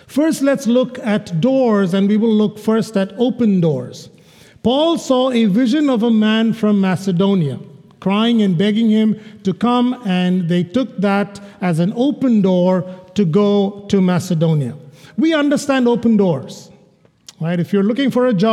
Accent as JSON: {"language": "English", "region": "Kerala", "country": "India", "tie": "born or raised there", "moved": "yes", "said": "into India, to my home state, about 25 miles from where I was born"}